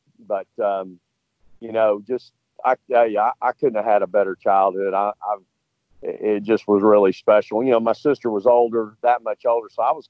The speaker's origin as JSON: {"language": "English", "town": "LaGrange", "region": "Texas", "country": "United States", "tie": "born or raised there", "said": "I'm back now 65 miles from where I grew up on weekends in LaGrange, Texas, at my grandmother's house, where both my mother and father are buried."}